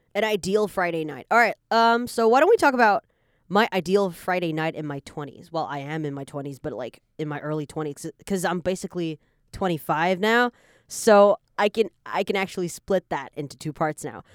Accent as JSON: {"language": "English", "country": "Canada", "tie": "born or raised there", "moved": "yes", "lives_now": "Taiwan", "said": "I was born in Taiwan, so Taiwan is my country, you know. But I, I just grew up in Canada"}